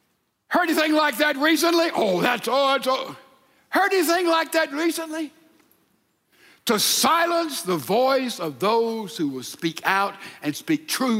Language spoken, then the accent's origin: English; Mississippi, United States; You know, the culture of Texas is not the culture of my home state of Mississippi.